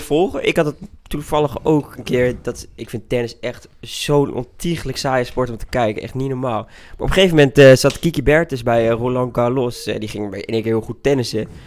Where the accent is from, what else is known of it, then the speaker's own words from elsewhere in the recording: Twente, Overijssel, Netherlands; now in Utrecht, Netherlands; ik woon dus in Utrecht, maar ik voel me meer tukker dan dat ik me Nederlander voel